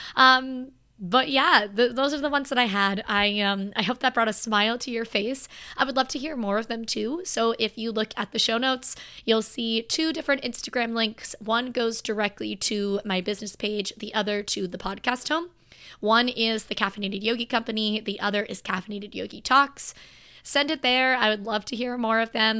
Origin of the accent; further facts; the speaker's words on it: Florida, United States; I'm from Florida.